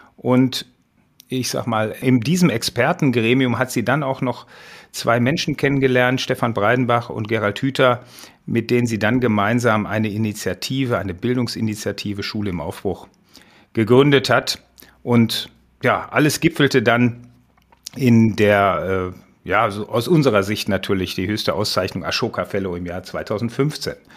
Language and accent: German; Essen, North Rhine-Westphalia, Germany; Das war die Gesamtschule in Essen-Holsterhausen wo ich herkomme